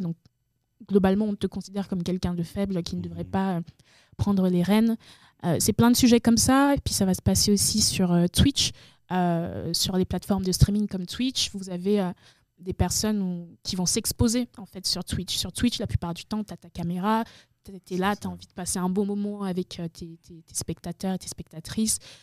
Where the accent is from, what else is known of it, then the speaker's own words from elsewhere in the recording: Benin; also born or lived in Togo; now in France; je suis née au Togo et ensuite mes parents sont allés au Bénin. et c'est au Bénin, en fait, que j'ai découvert le jeu vidéo